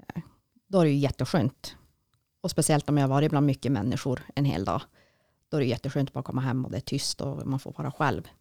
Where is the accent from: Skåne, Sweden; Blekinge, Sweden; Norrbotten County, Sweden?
Norrbotten County, Sweden; Jokkmokk; now in Piteå, Sweden; jag är ju född och uppvuxen i Jokkmokk